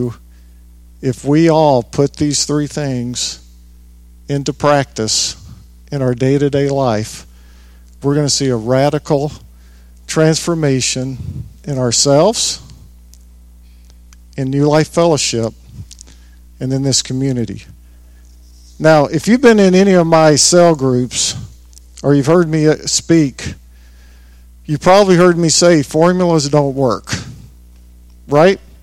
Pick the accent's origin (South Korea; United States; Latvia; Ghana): United States; the South; growing up in the South, a lot of people prayed in King James